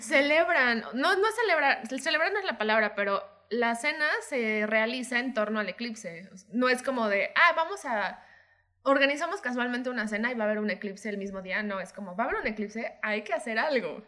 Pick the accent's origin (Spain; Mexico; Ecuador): Mexico; como mexicano entiendes varios chistecitos, varias como costumbres